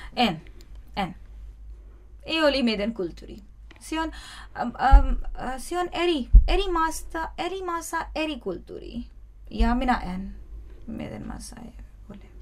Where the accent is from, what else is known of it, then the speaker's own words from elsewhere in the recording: Pakistan; Finnish is a second language; moved away as an adult; now in Finland; Olen pakistanilainen ja muslimi.